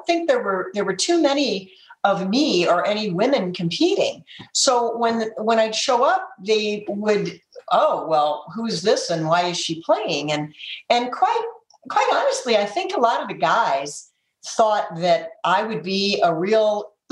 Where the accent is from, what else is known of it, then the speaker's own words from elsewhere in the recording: Detroit, Michigan, United States; I grew up in Detroit.